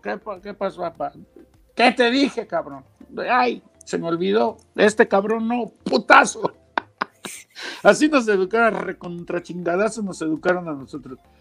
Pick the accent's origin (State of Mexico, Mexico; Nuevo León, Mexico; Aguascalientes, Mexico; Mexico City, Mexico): Mexico City, Mexico; moved away as an adult; also born or lived in Huasteca, Hidalgo; now in Australia; yo crecí en la Ciudad de México, ahí una zona céntrica de la Ciudad de México, pero de raíz yo soy de la Huasteca y hidalguense